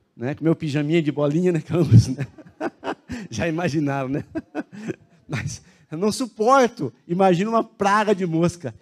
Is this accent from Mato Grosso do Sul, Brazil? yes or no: no; Cianorte, Paraná, Brazil; now in Curitiba, Brazil; eu sou do interior do Paraná, de Cianorte